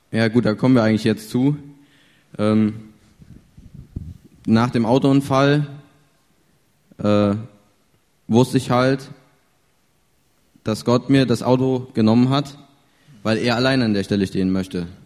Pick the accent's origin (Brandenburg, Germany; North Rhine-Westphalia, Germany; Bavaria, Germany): North Rhine-Westphalia, Germany; Wilden; ich komme aus Wilden, liegt bei Willensdorf in der Nähe von Siegen.